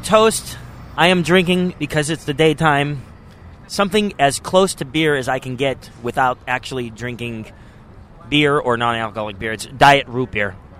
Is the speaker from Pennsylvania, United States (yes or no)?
yes; Pittsburgh, Pennsylvania, United States; Pittsburgh, your hometown, my hometown as well